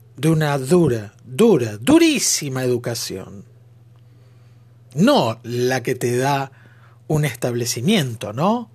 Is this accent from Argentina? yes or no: yes; Argentina; Ser argentino, Mamadera, decimos nosotros. En nuestro nuevo lunfardo